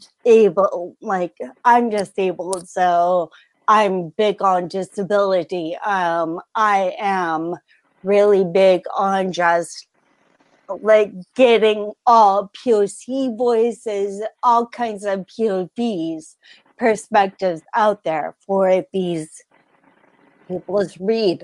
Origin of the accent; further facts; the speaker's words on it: California, United States; I wasn't born on the West Coast. I was raised in California